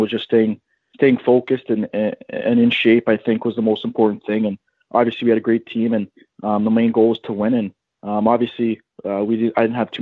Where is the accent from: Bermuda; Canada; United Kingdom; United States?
Canada; Stoney Creek, Ontario; I'm from Stoney Creek, Ontario